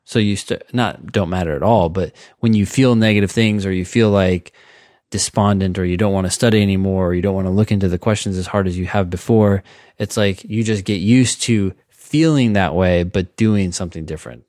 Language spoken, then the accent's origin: English; Cupertino, California, United States; also born or lived in Palo Alto; I grew up in Cupertino and then Palo Alto